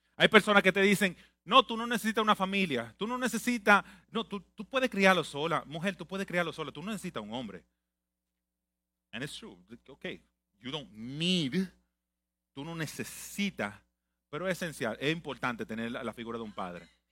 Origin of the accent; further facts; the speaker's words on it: Santo Domingo, Dominican Republic; now in United States; nací en Santo Domingo